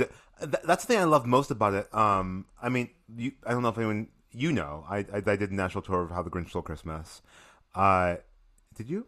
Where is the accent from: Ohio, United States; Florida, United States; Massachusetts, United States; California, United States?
Massachusetts, United States; Springfield; I am from Springfield, Massachusetts.